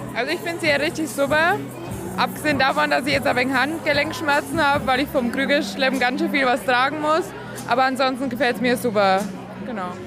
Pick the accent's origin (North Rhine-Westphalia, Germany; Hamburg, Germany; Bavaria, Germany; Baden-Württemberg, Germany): Bavaria, Germany; Ludwigsstadt; ich komme aus dem Landkreis Kronach. Aus Ludwigstadt